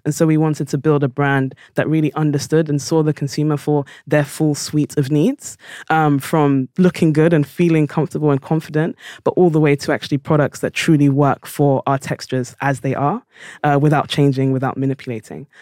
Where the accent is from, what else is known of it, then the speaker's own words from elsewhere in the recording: London, United Kingdom; I was born in South London